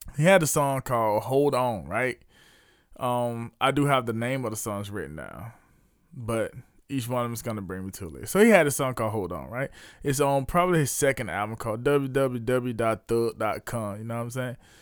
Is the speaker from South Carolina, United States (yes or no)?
yes; Leesville, South Carolina, United States; my hometown of Bates Square, Leesville, South Carolina